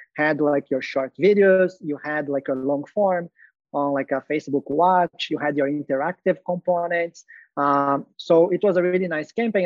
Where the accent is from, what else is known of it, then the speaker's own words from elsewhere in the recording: Brazil; moved away as an adult; also born or lived in Dubai / Malaysia / Hong Kong / Singapore; I'm originally from Brazil.